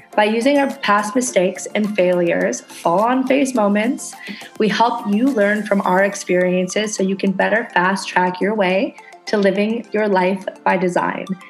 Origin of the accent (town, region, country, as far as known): Canada; now in Indonesia